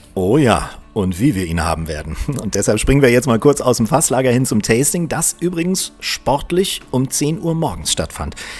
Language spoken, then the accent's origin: German; Northern Germany, Germany; ich als Norddeutscher